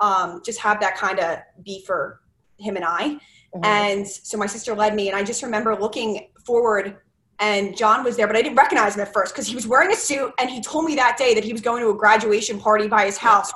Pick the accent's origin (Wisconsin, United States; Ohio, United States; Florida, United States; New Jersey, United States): New Jersey, United States; Medford; moved away as an adult; also born or lived in Maryland; now in Philadelphia, United States; I'm actually from South Jersey, Medford area, and I moved to Philadelphia about 3 years ago